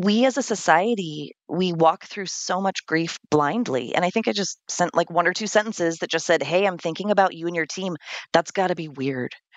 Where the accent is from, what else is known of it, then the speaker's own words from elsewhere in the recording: California, United States; now in Vermont, United States; I'm originally from California